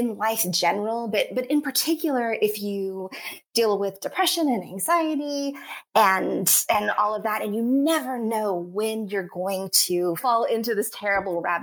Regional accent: Texas, United States; I grew up in Texas and we were poor, but like happy

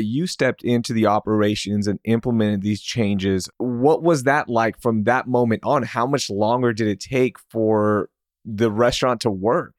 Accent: Houston, Texas, United States; Growing up in Houston

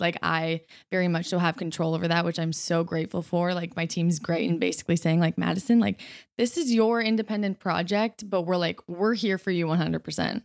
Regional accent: Canada; I'm from Canada

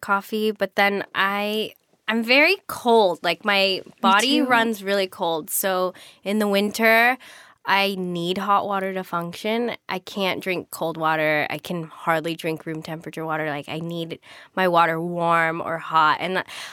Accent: Culver City, California, United States; I'm from Culver City

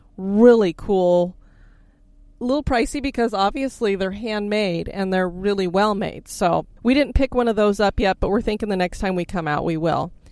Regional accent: Florida, United States; we come from Florida

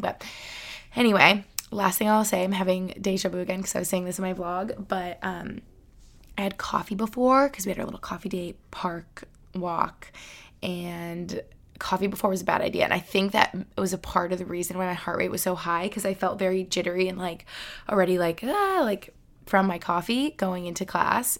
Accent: Albany, New York, United States; moved away as an adult; now in Boston, United States; We grew up in Albany together

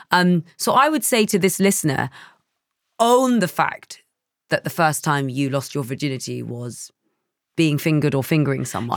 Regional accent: London, United Kingdom; I grew up in East London

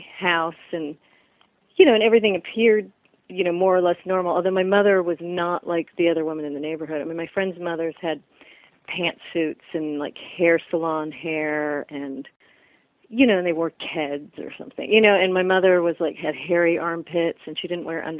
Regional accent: California, United States; So, yeah, but growing up in California, we were the freaks in our neighborhood

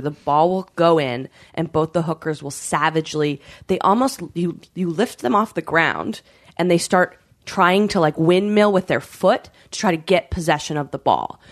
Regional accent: British Columbia, Canada; I grew up in Canada

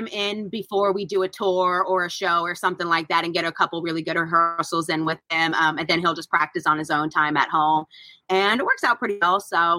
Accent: North Carolina, United States; We are from North Carolina.

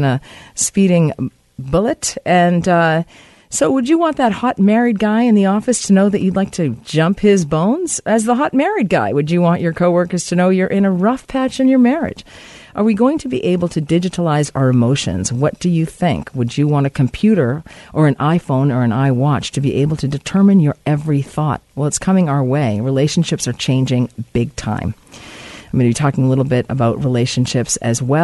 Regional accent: Boston, Massachusetts, United States; now in Vancouver, Canada; my hometown of Boston

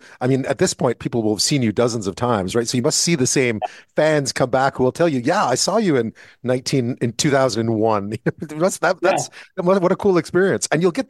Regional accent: Montreal, Quebec, Canada; I'm from Montreal

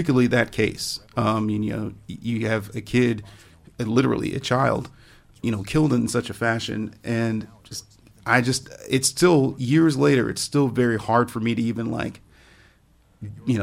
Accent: Cleveland, Ohio, United States; we're both from Cleveland. We're both kids who grew up, you know, playing in parks like

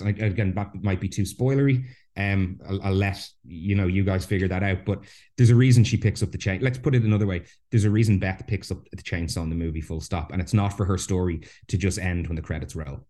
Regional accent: Ireland; I'm Irish. I was raised a Catholic

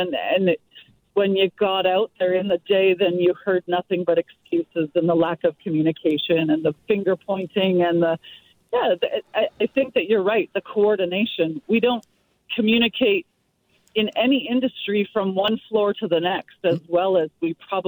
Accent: Metro Vancouver, British Columbia, Canada; I've lived here my entire life

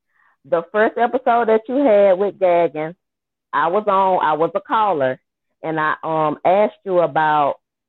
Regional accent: Georgia, United States; I'm from Georgia.

